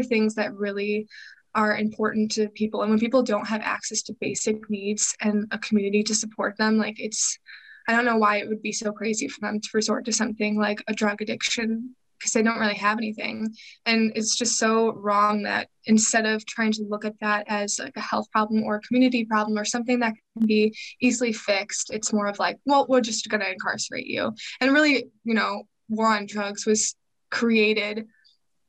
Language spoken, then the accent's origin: English; Chicago, Illinois, United States; I am from the Chicagoland area and I'm still currently living there